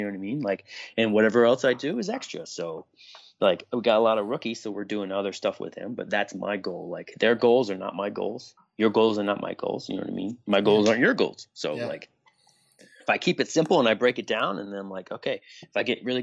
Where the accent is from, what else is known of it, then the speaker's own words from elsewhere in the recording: Harrisburg, Pennsylvania, United States; I'm from Harrisburg